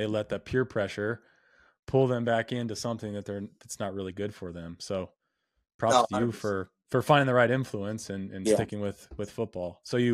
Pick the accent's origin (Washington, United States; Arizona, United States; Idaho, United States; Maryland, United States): Idaho, United States; Nampa; I grew up in Nampa, Idaho.